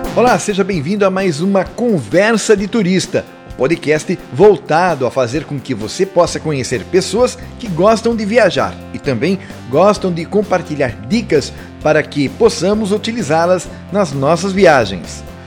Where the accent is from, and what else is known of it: Brazil